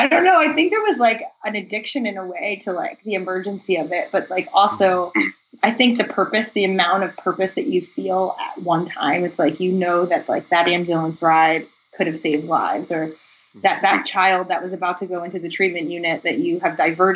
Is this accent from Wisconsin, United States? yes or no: no; New Jersey, United States; I grew up in New Jersey. So it's like 30 miles outside of Manhattan.